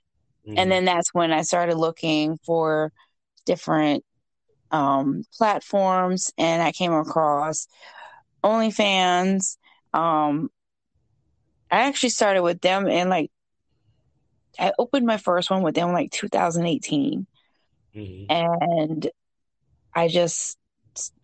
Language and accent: English; Maryland, United States; I am from Maryland, born and raised